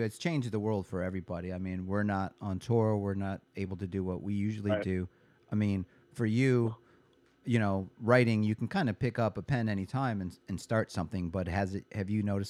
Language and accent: English; Cleveland, Ohio, United States; also born or lived in Detroit, Michigan; I'm actually from Detroit and, you know, and the Midwest. I grew up in Cleveland